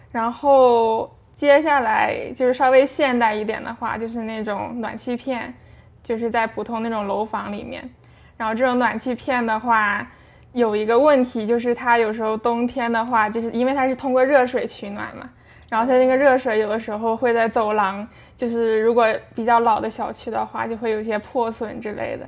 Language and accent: Chinese; Shenyang, Liaoning, China; now in Canada; 我是一个唯一的北方人，我来自沈阳